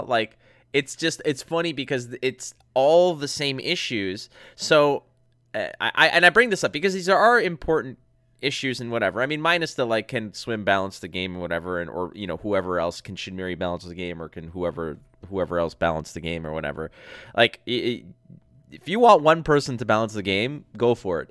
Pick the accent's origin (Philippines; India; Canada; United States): Canada; Montreal, Quebec; from Montreal, like, from my hometown